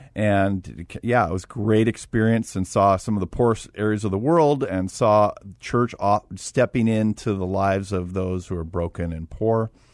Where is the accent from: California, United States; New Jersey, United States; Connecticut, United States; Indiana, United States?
California, United States; Los Angeles; moved away as an adult; also born or lived in Arizona / Russia; I'm from Los Angeles.